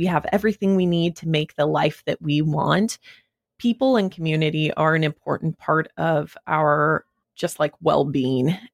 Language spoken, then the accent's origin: English; Wyoming, United States; moved away as an adult; also born or lived in New York, United States; now in Los Angeles, United States; I grew up in Wyoming